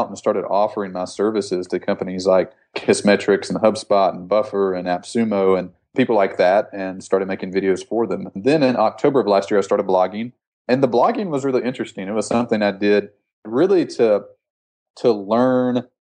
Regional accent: Alabama Gulf Coast, United States; I'm from Alabama, just a rural town in Alabama. I grew up on the Gulf Coast

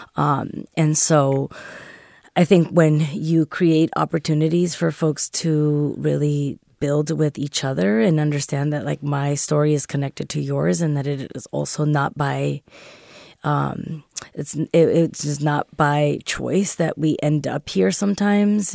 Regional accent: San Francisco, California, United States; born and raised here in, in La Mision in San Francisco

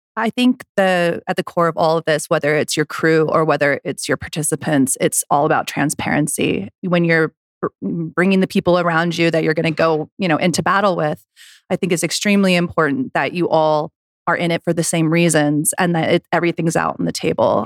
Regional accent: United States; I grew up in Lake Tahoe, I was a snowboarder

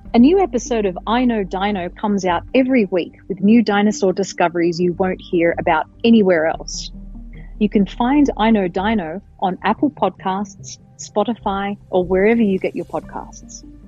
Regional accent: Sydney, New South Wales, Australia; now in Denver, United States; I grew up in Sydney, metropolitan Sydney

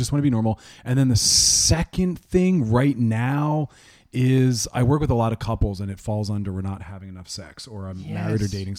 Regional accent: Philadelphia, Pennsylvania, United States

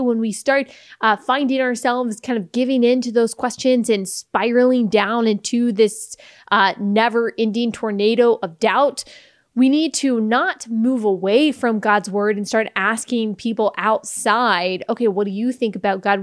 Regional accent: Texas, United States; I'm from Texas

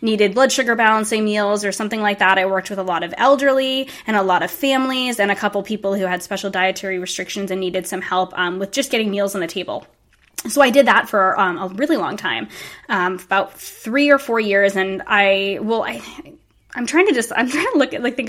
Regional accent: Rhode Island, United States; we ended up both going to URI, which was about 20 minutes away from my hometown

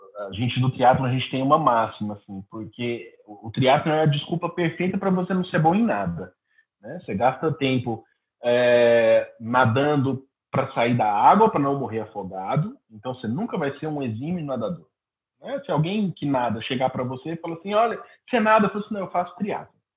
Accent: Araguari, Minas Gerais, Brazil; lá na cidade de Araguari, Minas Gerais, é, que é a minha cidade natal

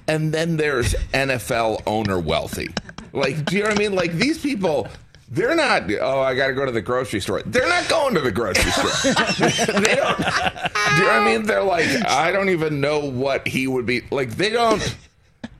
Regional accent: Northwest Indiana, United States; moved away; I'm from Northwest Indiana

